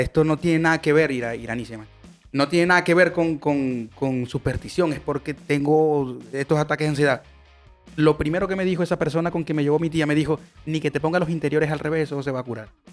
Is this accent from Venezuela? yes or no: yes; Venezuela; moved away; nosotros que venimos de Venezuela, que es un país bastante eh, beisbolero